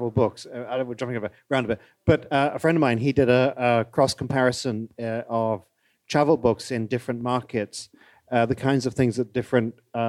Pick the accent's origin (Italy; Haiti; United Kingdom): United Kingdom; Actually, I was growing up in Britain when Year in Provence came out, and it was a cultural phenomenon. Because it's so near.